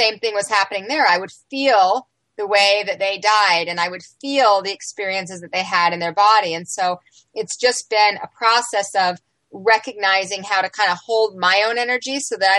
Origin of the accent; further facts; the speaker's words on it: Salt Lake City, Utah, United States; I grew up in Salt Lake City, Utah